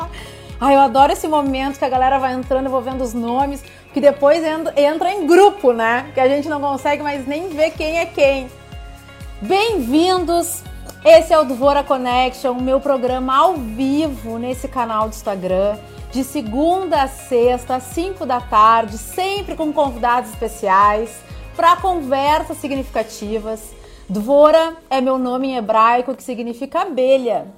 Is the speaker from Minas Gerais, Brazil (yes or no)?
no; Porto Alegre, Rio Grande do Sul, Brazil; moved away; eu não moro em Porto Alegre, mas eu sou de Porto Alegre